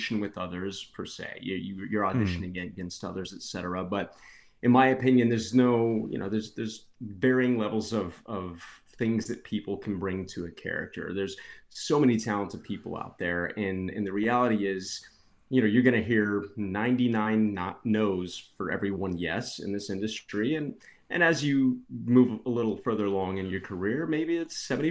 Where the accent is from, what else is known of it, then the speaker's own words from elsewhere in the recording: Texas, United States; I was born and raised in Texas